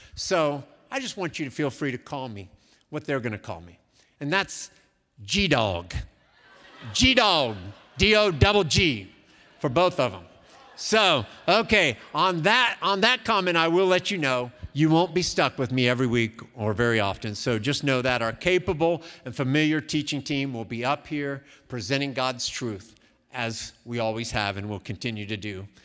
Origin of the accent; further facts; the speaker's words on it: Columbus, Ohio, United States; also born or lived in Cincinnati, Ohio; I was born in Columbus, Ohio, many years ago. I remember in my younger years spending many afternoons, especially in the fall, in a thing called the horseshoe